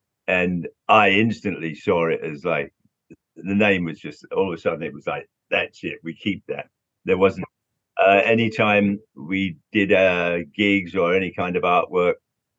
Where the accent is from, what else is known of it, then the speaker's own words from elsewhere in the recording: London, United Kingdom; Yeah, it was a great time growing up in London, seeing all those bands.